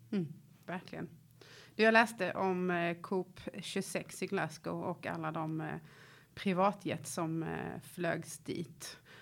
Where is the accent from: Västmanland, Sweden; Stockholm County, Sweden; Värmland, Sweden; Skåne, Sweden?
Skåne, Sweden; Lund; Jag är uppvuxen i i Lund där jag fortfarande bor